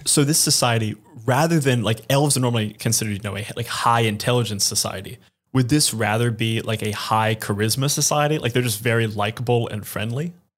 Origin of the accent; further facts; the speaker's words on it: New York City, New York, United States; I'm thinking as a New Yorker